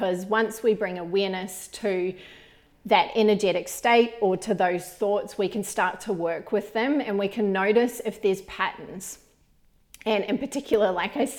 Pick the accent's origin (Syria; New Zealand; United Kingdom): New Zealand; when I was growing up in New Zealand